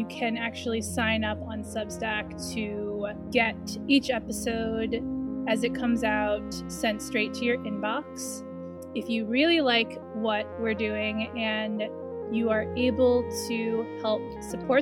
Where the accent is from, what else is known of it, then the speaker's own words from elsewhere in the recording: New York City, New York, United States; moved away; I grew up in Brooklyn, but I went to school in Manhattan